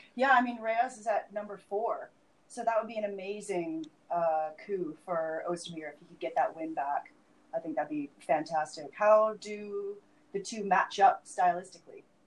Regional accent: Vancouver, British Columbia, Canada; my hometown of Vancouver

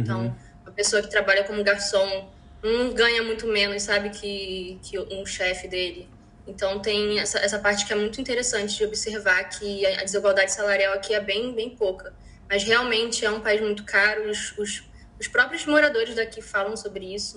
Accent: Rio de Janeiro, Brazil; moved away as an adult; now in Iceland; eu sou carioca

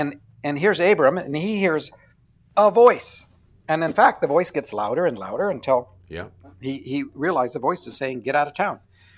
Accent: Canada; I'm Canadian, so we have Z.

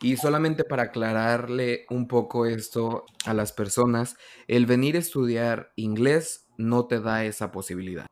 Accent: Mexico; moved away as an adult; now in Canada; yo soy mexicano

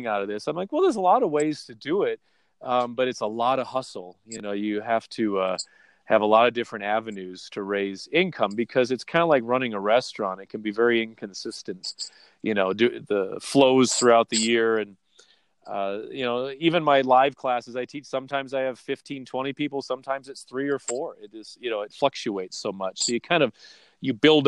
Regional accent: Wisconsin, United States; moved away; also born or lived in Manhattan Beach, California; I grew up mainly in Wisconsin

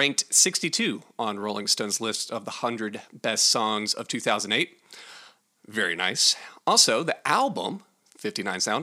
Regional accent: North Carolina, United States; I'm from North Carolina

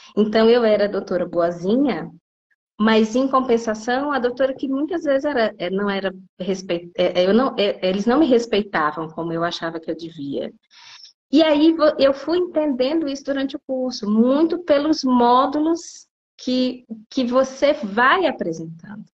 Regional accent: Piauí, Brazil; moved away as an adult; also born or lived in São Paulo; now in Brasília, Brazil; eu sou do Piauí. Originalmente, eu me formei no Piauí

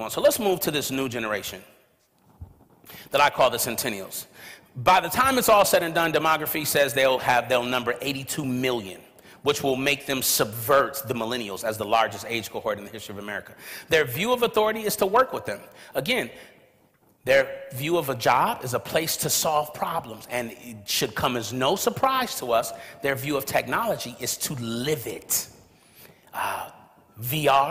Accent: Los Angeles, California, United States; growing up in South Central Los Angeles, California, where all around me, you could have basically seen my neighborhood as a cemetery

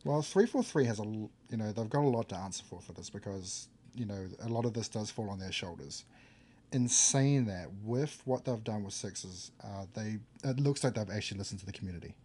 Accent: New Zealand; I come from New Zealand

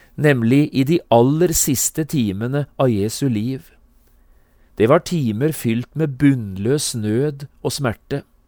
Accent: Notodden, Telemark, Norway; Notodden, hjembyen min

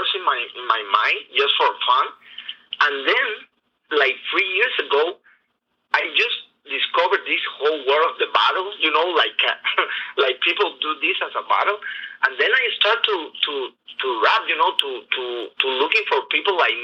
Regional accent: Cuba; now in Las Vegas, United States; I'm from Cuba

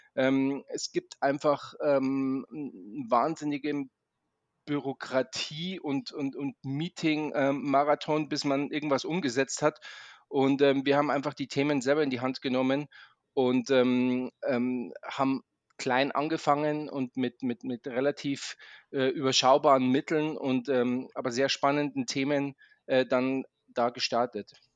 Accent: Munich, Bavaria, Germany; also born or lived in Maastricht / Zurich; now in Munich, Germany; ich komme ursprünglich aus München

